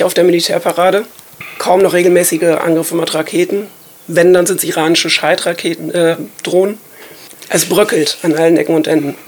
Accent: Germany; wir als Deutsche

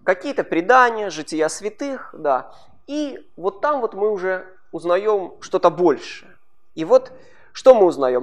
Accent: Kharkiv, Kharkiv Oblast, Ukraine; Родился я вырос в Харькове

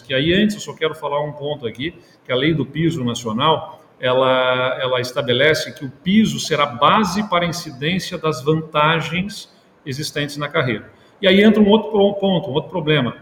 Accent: Pelotas, Rio Grande do Sul, Brazil; eu, particularmente, sou da cidade de Pelotas

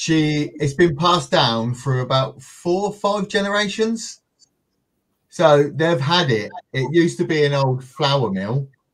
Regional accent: Northampton, East Midlands, United Kingdom; we're from the UK. I'm central in the UK, a place called Northampton.

